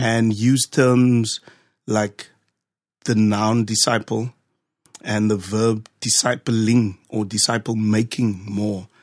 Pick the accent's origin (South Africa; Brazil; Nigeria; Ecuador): South Africa; Cape Town, Western Cape; moved away; born and raised in Cape Town, specifically Ocean View.